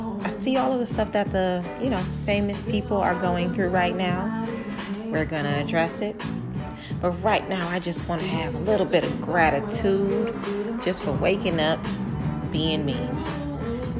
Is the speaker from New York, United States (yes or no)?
no; Detroit, Michigan, United States; I'm from Detroit